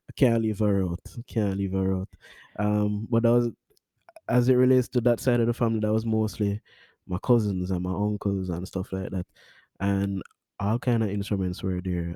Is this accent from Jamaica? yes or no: yes; Kingston, Jamaica; I'm from Kingston, Jamaica, Stony Hill, one place I ever born and grow